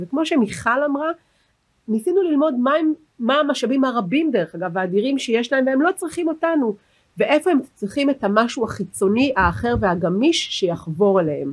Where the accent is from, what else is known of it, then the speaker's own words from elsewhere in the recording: Herzliya, Tel Aviv District, Israel; אני גדלתי בעיר הנכונה הרצליה